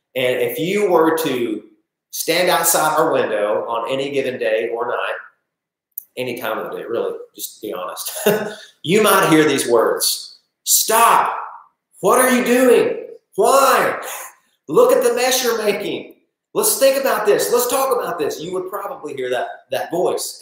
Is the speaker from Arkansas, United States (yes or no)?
yes; Northeast Arkansas, United States; I'm just from Northeast Arkansas